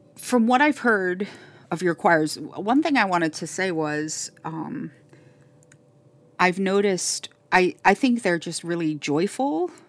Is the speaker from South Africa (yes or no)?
no; Miami, Florida, United States; And then I say, "Florida,"